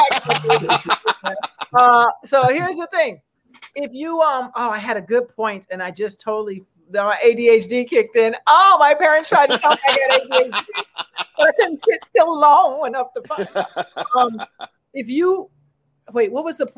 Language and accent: English; United States; an American woman.